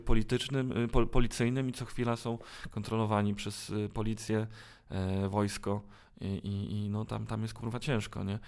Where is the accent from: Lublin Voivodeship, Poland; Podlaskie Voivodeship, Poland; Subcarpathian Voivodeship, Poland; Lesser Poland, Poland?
Podlaskie Voivodeship, Poland; Białystok; u nas w Białymstoku